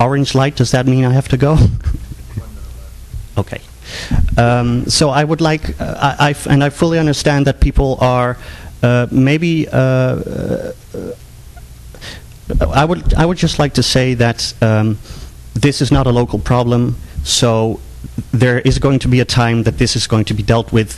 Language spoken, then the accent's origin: English; Netherlands; English is a second language; I'm from the Netherlands